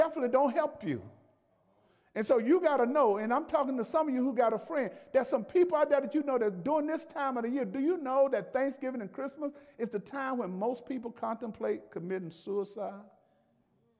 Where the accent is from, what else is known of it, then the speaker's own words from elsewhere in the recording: Alabama, United States; I'm from Alabama